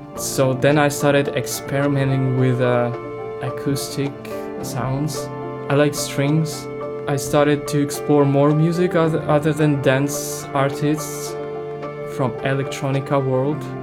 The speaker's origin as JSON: {"language": "English", "country": "Ukraine", "second_language": "English", "said": "I'm music producer from Ukraine"}